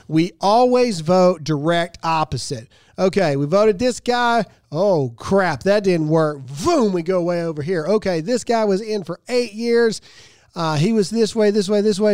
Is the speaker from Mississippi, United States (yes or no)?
yes; Mississippi, United States; moved away; my home state of Mississippi